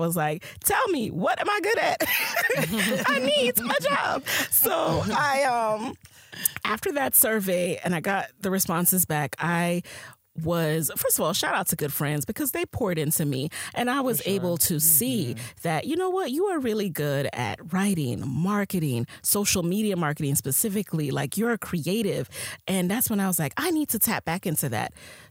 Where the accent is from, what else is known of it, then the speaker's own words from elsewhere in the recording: Jamaica; I am a Jamaican queen who is a side hustler by nature.